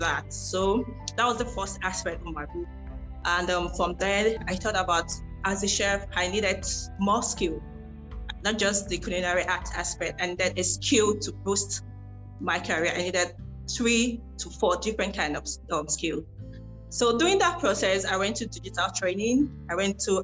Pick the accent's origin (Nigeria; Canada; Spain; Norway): Nigeria; I started from Africa as a Nigerian.